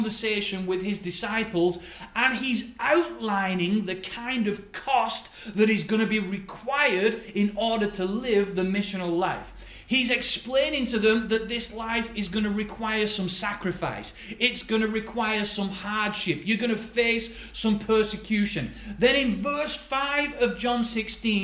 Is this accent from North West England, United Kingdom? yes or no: yes; Bolton, North West England, United Kingdom; now in Bedworth, United Kingdom; I'm actually a northerner. I'm originally from Bolton